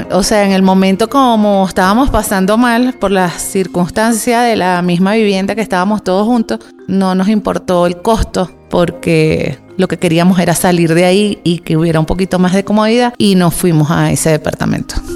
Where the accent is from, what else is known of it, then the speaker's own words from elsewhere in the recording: La Guaira, Venezuela; moved away as an adult; now in Quito, Ecuador; Llegué el 3 de febrero del 2018 y vengo de estado Vargas, La Guaira.